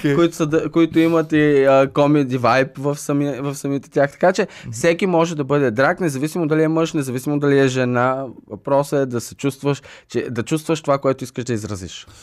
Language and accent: Bulgarian; Stara Zagora, Stara Zagora Province, Bulgaria; аз съм родом от Стара Загора